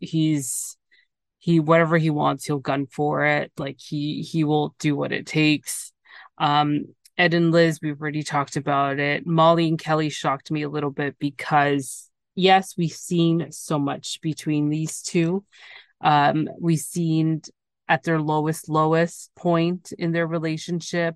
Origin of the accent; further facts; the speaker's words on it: Canada; I'm from Canada.